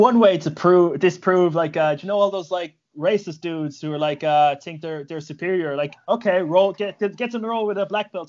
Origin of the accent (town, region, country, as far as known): Ireland